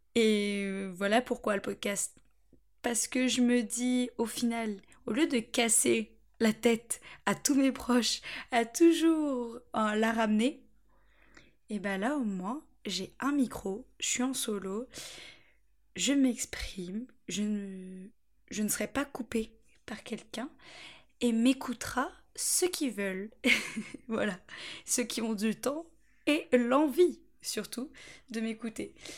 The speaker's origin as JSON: {"language": "French", "town": "Angers", "region": "Pays de la Loire", "country": "France", "tie": "born or raised there", "also_born_or_lived": "Beaufort-en-Vallée", "moved": "as an adult", "lives_now": "Bordeaux, France", "said": "Je suis d'Angers, je suis angevine. J'ai toujours euh, vécu à Angers, enfin, à la campagne, autour d'Angers"}